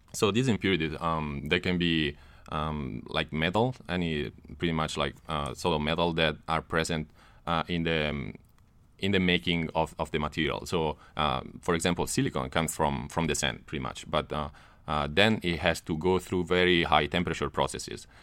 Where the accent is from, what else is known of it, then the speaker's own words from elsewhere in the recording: Italy; moved away as an adult; also born or lived in Netherlands; now in United States; I'm from Italy.